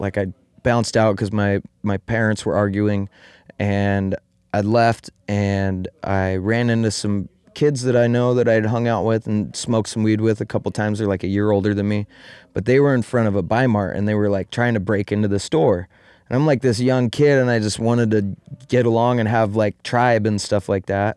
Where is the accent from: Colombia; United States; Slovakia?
United States; Eugene, Oregon; now in Applegate Valley, United States; I was born and raised in Eugene